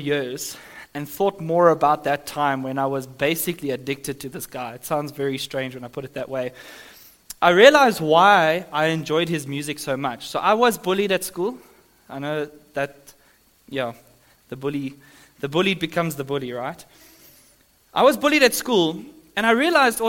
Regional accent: Johannesburg, Gauteng, South Africa; moved away; I'm from Sandton in Joburg

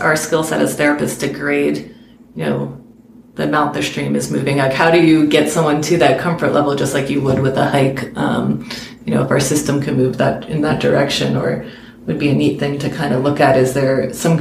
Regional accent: New York City, New York, United States; moved away; I'm from New York City originally

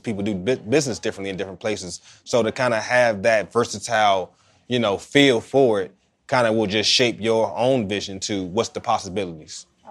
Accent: Oxon Hill, Maryland, United States; I grew up in Oxon Hill

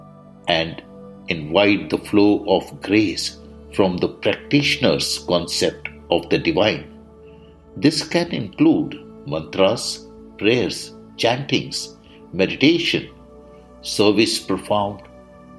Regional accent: India; I am the Indian monk.

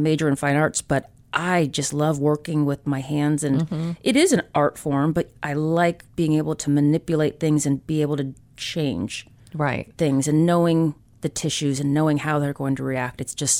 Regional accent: Indiana, United States; So I grew up in Indiana, so mm-hmm. I consider myself a Hoosier.

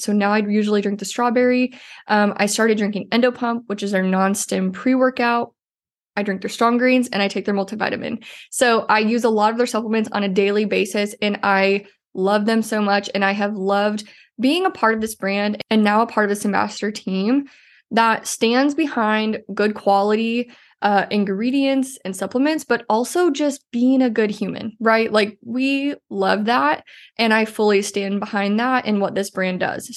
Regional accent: Iowa, United States; moved away; We are both from Iowa.

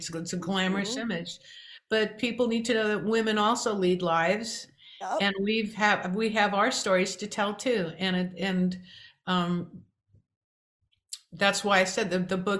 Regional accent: New York, United States; I'm from New York too, and New York people are known for being survivalists

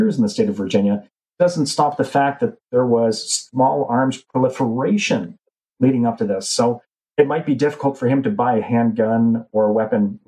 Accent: Canada; even as a Canadian kid

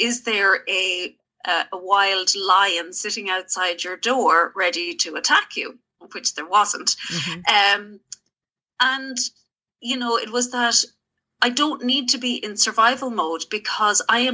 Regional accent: Galway, Connemara, Connacht, Ireland; from Galway, Connemara, originally out in the mountains by the sea.

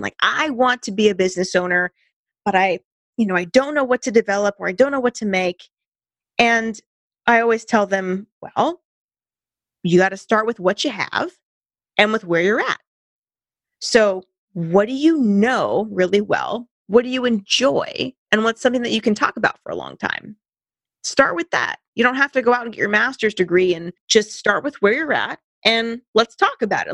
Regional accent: Santa Cruz Mountains, California, United States; I grew up in the Santa Cruz Mountains

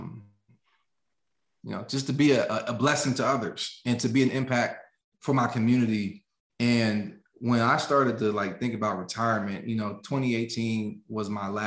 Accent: the richest county in Pennsylvania, United States; moved away; 35% poverty rate in my hometown, yet situated in the richest county in Pennsylvania

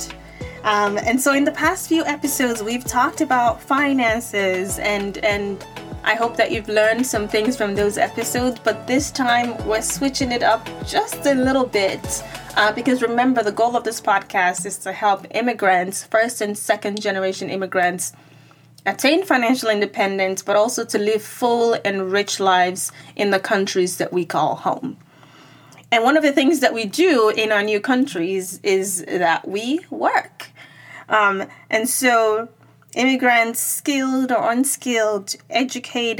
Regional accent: Nigeria; moved away as an adult; I grew up in Nigeria where English is the first language

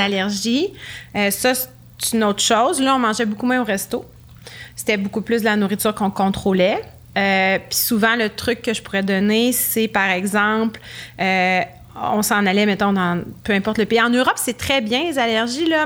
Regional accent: Quebec City, Quebec, Canada; Mais les deux, on vient de Québec

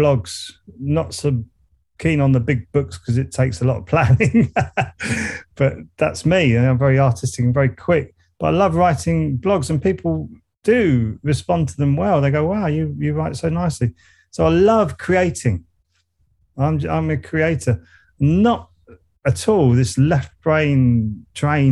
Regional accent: Surrey, South East England, United Kingdom; accent: Surrey; I kept my Surrey accent

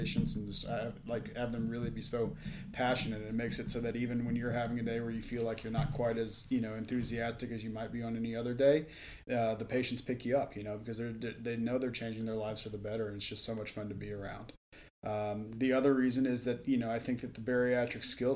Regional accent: Dallas, Texas, United States; moved away as an adult; also born or lived in Stanford, California / Colorado / Madison, Wisconsin / Knoxville, Tennessee; now in Las Vegas, United States; I grew up in Dallas, Texas

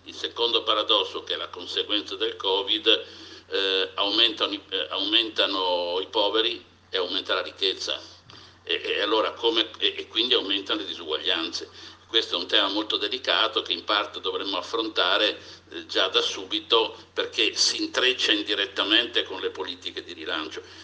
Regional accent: Venice, Veneto, Italy; io da veneziano

